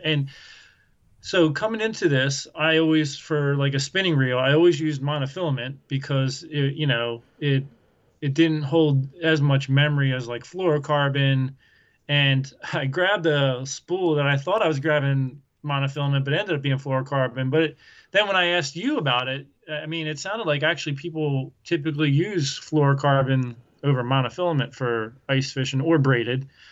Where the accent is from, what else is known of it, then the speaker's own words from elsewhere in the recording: Southeast Pennsylvania, United States; moved away as an adult; now in Iowa, United States; I grew up in Southeast Pennsylvania